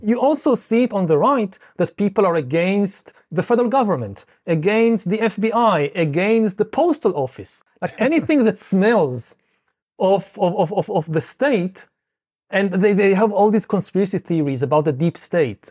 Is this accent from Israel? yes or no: yes; Israel; I come from Israel